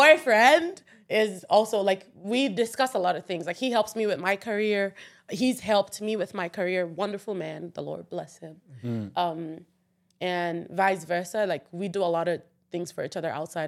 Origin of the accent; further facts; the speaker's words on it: Nigeria; moved away as an adult; As a Nigerian person